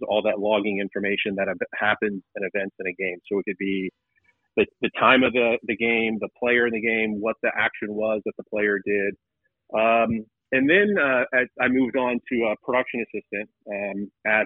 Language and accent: English; Atlanta, Georgia, United States; I grew up in Atlanta